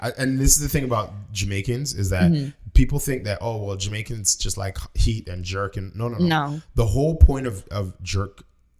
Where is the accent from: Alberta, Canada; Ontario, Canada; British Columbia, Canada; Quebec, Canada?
Ontario, Canada; Toronto; also born or lived in Malton; to Malton. So we moved from Jane and Wilson